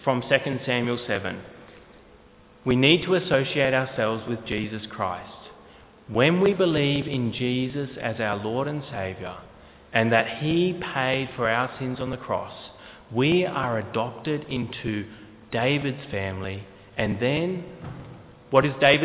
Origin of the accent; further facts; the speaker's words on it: New South Wales, Australia; also born or lived in Queensland; we moved from Queensland to New South Wales when I was fairly young, 5 years old